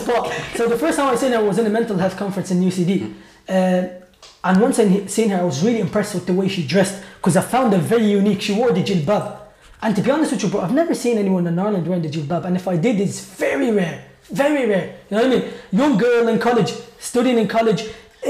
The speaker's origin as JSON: {"language": "English", "country": "Iraq", "moved": "yes", "said": "I'm from Iraq originally"}